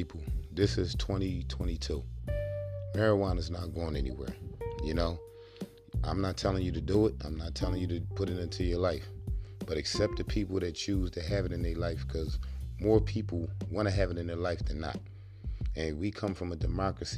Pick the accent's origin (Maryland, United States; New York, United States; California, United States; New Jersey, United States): New Jersey, United States; Atlantic City; I'm from New Jersey, Atlantic City